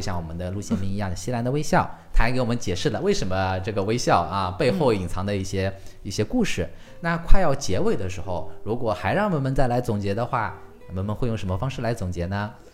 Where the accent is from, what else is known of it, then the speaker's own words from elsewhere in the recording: China; 我们中国人出去哦